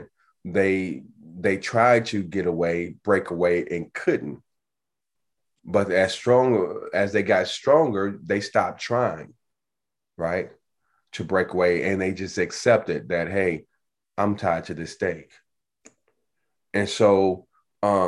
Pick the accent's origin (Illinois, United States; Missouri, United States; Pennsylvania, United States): Illinois, United States; Chicago; growing up in Chicago, right, on the South Side